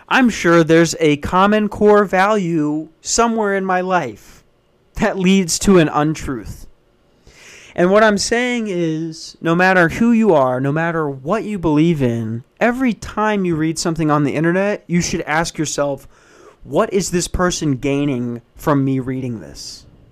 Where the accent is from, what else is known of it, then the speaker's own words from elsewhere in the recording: Minnesota, United States; moved away; I grew up in Minnesota